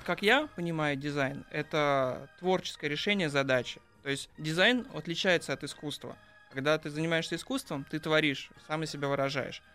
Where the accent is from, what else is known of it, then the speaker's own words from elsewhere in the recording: Saint Petersburg, Russia; я питерский